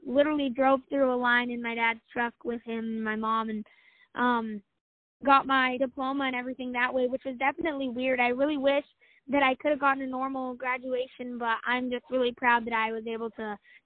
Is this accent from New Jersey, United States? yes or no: no; Farmington, New Mexico, United States; I am from Farmington, New Mexico